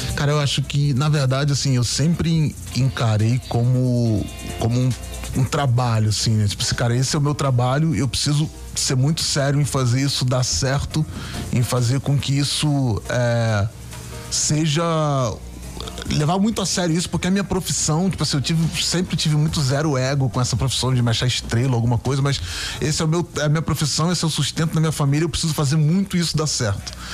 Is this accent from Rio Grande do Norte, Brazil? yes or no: no; Niterói, Rio de Janeiro, Brazil; eu sou lá de Niterói, é lá do Morro de Santo Inácio